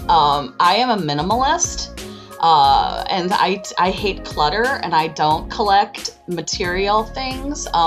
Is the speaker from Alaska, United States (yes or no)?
no; Chicago, Illinois, United States; I I am from Chicago.